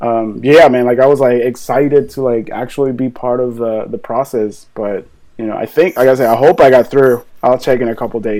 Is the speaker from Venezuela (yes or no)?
yes; Venezuela; moved away as an adult; now in Florida, United States; I'm originally from South America, like in Venezuela or whatever. And I moved here when I was 21 years old.